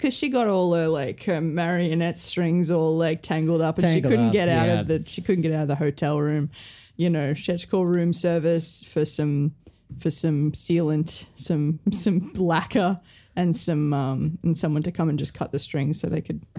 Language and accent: English; New Zealand; I'm from New Zealand.